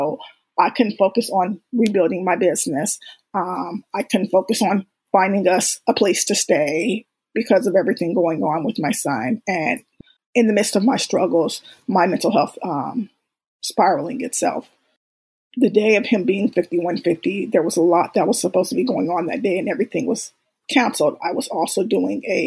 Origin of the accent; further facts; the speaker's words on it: Bay Area, California, United States; moved away as an adult; We're originally from the Bay Area and we were living in Southern California at the time